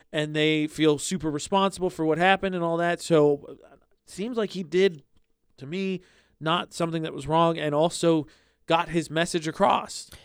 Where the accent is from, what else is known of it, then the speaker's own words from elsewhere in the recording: Indiana, United States; moved away; my hometown in Indiana